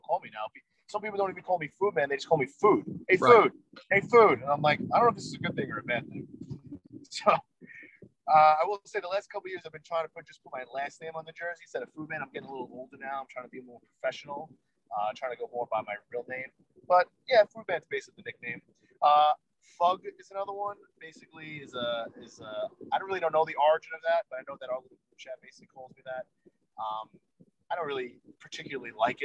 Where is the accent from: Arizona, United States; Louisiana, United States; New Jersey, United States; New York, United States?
New York, United States; Levittown; also born or lived in Long Beach, New York; I grew up in Levittown on Long Island, right in the middle of Long Island.